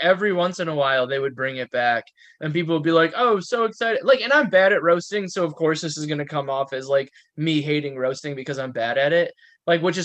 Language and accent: English; Wisconsin, United States; from Wisconsin